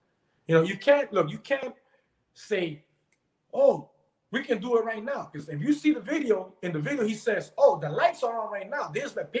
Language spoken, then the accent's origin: English; Peru; now in Florida, United States; I was born in Peru, and in Peru, like when I was younger, I used to always hear these stories about my dad.